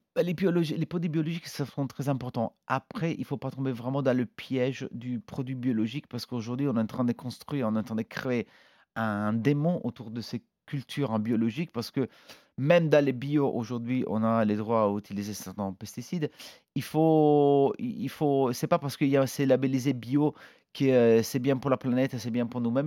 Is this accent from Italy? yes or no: yes; Italy; now in France; on est italien